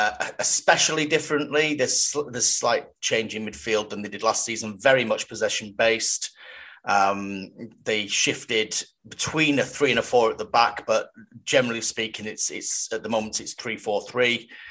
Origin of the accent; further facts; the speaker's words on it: Cheltenham, South West England, United Kingdom; my hometown club Cheltenham